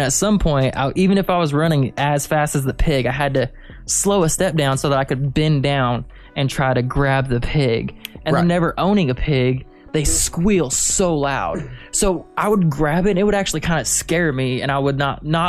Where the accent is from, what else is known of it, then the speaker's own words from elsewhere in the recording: Reno, Nevada, United States; born there; also born or lived in Kansas City; I was born in Nevada, in Reno, and then I lived in Kansas City for a long time.